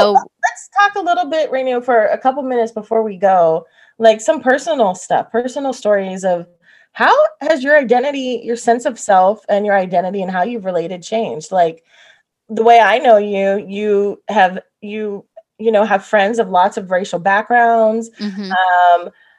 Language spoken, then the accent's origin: English; North Florida, United States; now in California, United States; growing up in North Florida